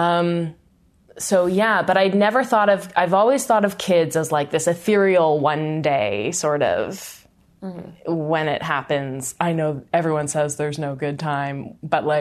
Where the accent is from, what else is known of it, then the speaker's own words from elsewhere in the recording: Vancouver, British Columbia, Canada; moved away as an adult; now in Toronto, Canada; I grew up in Vancouver